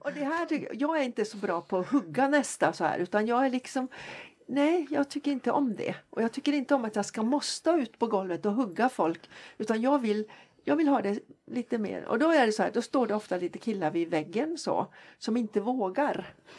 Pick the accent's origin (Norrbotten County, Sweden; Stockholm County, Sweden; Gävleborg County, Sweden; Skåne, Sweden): Norrbotten County, Sweden; Jokkmokk; moved away; also born or lived in Jönköping; Jag är född faktiskt och bott större delen av min uppväxt i Jokkmokk.